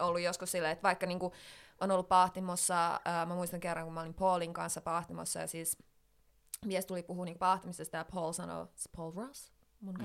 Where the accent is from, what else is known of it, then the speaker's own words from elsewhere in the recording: Finland; now in London, United Kingdom; tulin tänne sitten Suomeen